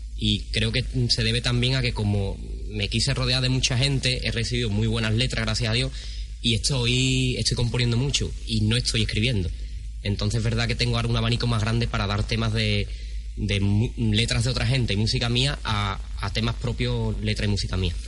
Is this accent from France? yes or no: no; Benacazón, Andalusia, Spain; mi pueblo en Menagazón